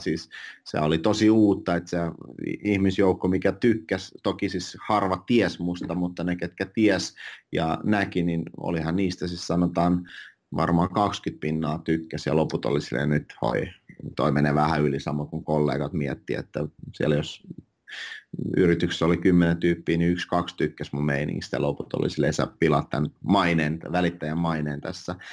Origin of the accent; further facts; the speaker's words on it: Finland; first language Finnish and Russian; also born or lived in Russia; mä olin viisivuotias, kun mä muutin Suomeen, että mä kaksi passia, äidin, äidinkielen suomi ja venäjä